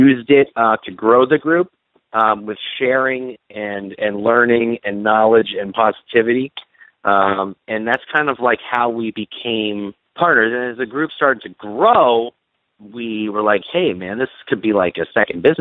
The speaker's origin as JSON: {"language": "English", "town": "Montclair", "region": "New Jersey", "country": "United States", "said": "I'm from Montclair, New Jersey. We're about 9 miles west of Midtown Manhattan."}